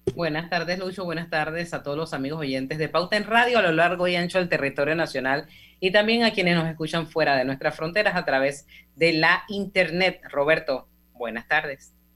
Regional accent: Panama; todos como panameños

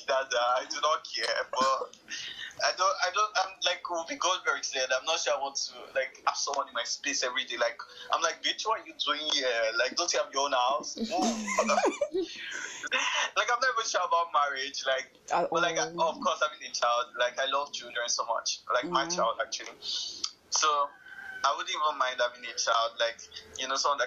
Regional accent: Nigeria; I'm actually Nigerian

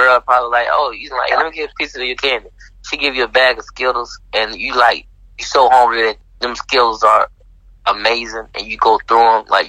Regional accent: Georgia, United States; We're from Georgia. And you know, and Atlanta, we claim Georgia, not Atlanta, but we claim Georgia.

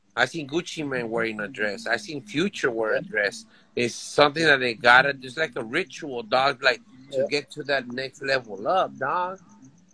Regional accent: Los Angeles, California, United States; I'm from Silmar

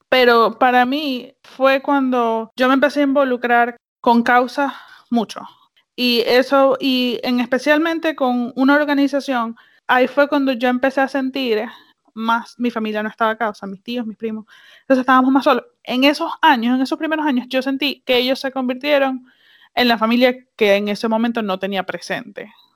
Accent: Venezuela; moved away; en Venezuela nosotros comíamos empanadas

